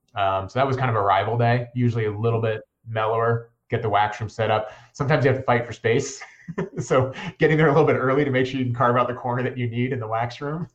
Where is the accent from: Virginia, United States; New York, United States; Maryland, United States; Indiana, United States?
Virginia, United States; Northern; moved away as an adult; also born or lived in Steamboat Springs, Colorado; I grew up in Northern Virginia, and uh, like many folks my age, I moved out west after college